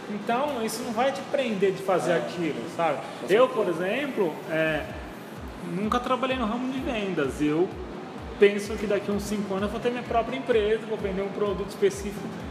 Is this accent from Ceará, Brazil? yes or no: no; São Paulo, Brazil; moved away; eu vim lá de São Paulo